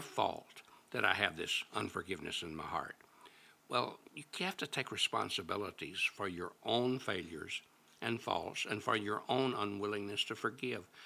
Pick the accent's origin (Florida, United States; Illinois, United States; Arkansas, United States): Arkansas, United States; Little Rock; my hometown of Little Rock, Arkansas